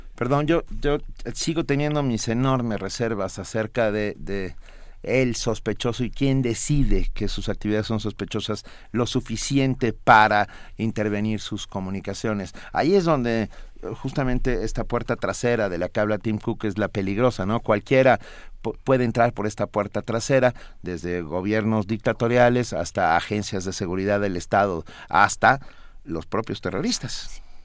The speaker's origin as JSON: {"language": "Spanish", "country": "Mexico", "said": "nuestra identidad como mexicanos"}